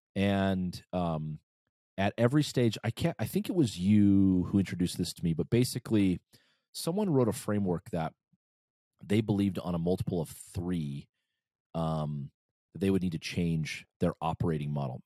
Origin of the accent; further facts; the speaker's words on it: United States; also born or lived in Brazil; as an American